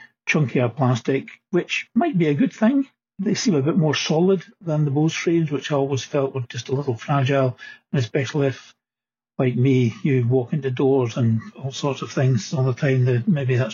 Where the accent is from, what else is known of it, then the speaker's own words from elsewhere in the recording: Scotland, United Kingdom; being a Scot